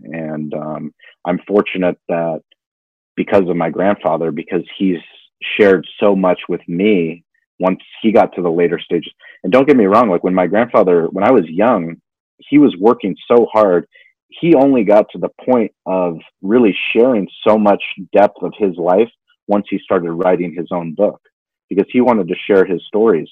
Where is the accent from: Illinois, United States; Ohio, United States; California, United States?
California, United States; La Jolla; growing up in La Jolla in a place that's very privileged